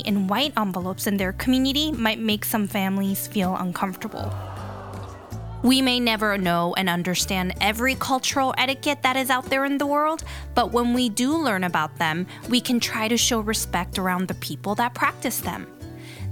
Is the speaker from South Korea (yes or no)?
yes; South Korea; my hometown, South Korea